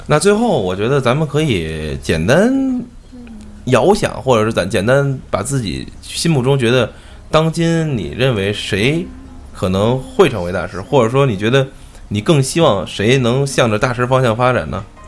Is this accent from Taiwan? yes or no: no; China; 我作为一个中国人